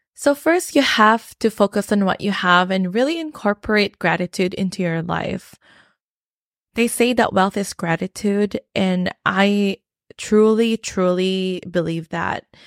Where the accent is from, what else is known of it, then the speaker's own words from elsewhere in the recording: Philippines; moved away; I came from the Philippines and I grew up in the Philippines